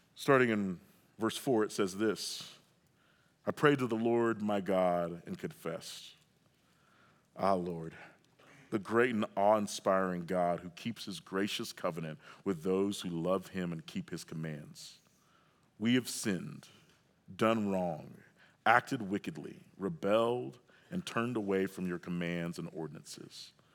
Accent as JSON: {"language": "English", "region": "Oklahoma", "country": "United States", "tie": "born or raised there", "said": "I grew up in Oklahoma"}